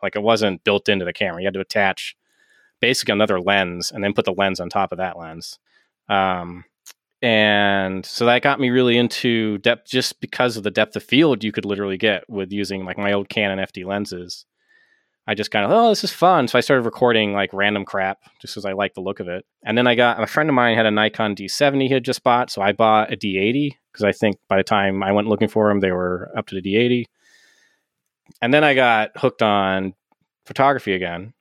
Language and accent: English; Kittery, Maine, United States; now in Lubec, United States; I'm from Kittery originally, which is the southernmost town in Maine before you get to New Hampshire